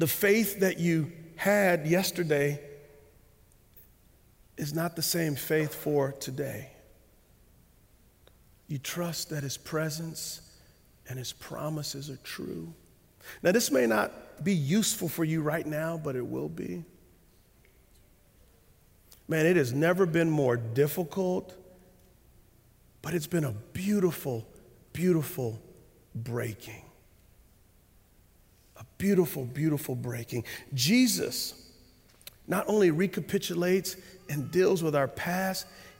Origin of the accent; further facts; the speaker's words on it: United States; As American Christians